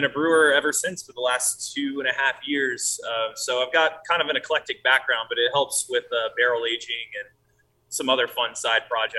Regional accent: Richmond, Virginia, United States; moved away as an adult; now in Maryland, United States; I'm originally from Richmond, Virginia, about 2 hours south of here.

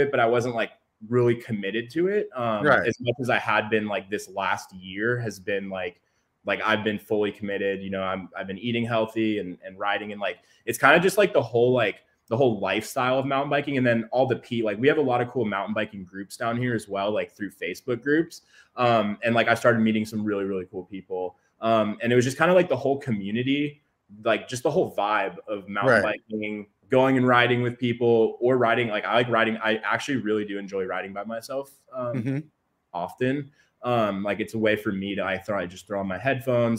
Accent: San Diego, California, United States; I'm from San Diego, so I make the hour commute every day

